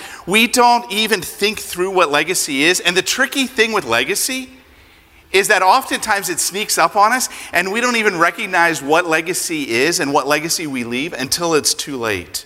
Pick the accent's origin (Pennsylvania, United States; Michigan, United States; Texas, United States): Pennsylvania, United States; moved away; I grew up in Pennsylvania, and I am a Phillies fan